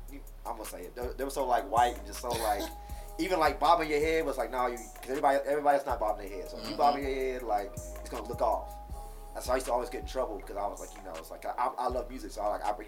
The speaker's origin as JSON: {"language": "English", "town": "Knoxville", "region": "Tennessee", "country": "United States", "tie": "born or raised there", "also_born_or_lived": "Texas", "moved": "as an adult", "lives_now": "Nashville, United States", "said": "I grew up in Knoxville."}